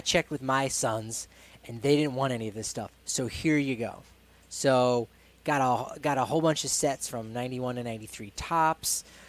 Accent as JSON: {"language": "English", "region": "New Jersey", "country": "United States", "tie": "born or raised there", "moved": "yes", "lives_now": "Colorado, United States", "said": "Drove Colorado back to New Jersey, where I'm from. Little known fact, I am from New Jersey."}